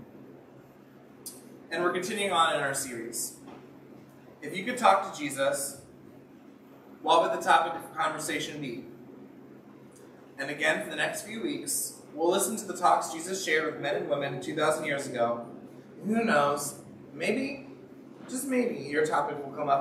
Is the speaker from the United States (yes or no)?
yes; United States; how united we were 20 years ago as Americans